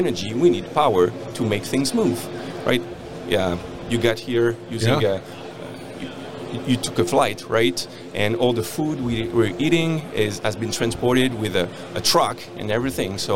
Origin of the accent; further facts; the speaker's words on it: France; moved away as an adult; now in Canada; I come from France. I'm an engineer. And I came to Canada 10 years ago to work in a mine.